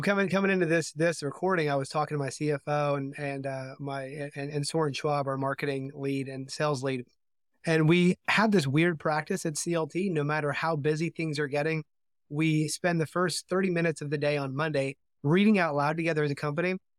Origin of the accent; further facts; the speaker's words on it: Oregon, United States; I grew up in Oregon